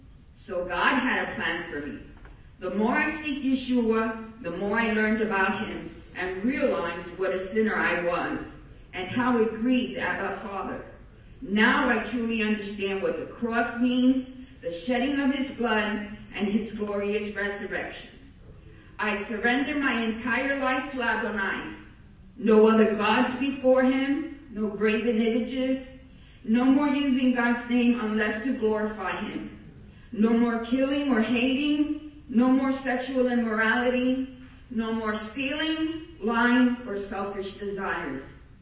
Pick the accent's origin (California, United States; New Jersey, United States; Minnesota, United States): New Jersey, United States; now in Florida, United States; I came from New Jersey with an idol from Santeria that was supposed to bring me protection against any evil around me.